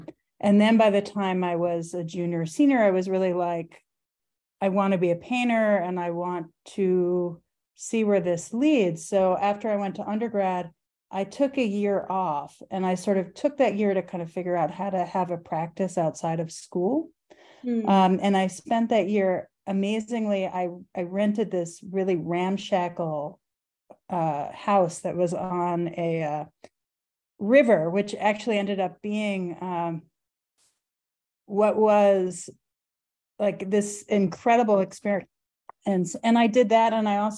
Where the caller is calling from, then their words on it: Philadelphia, Pennsylvania, United States; I'm calling in actually from South Philadelphia, from my house.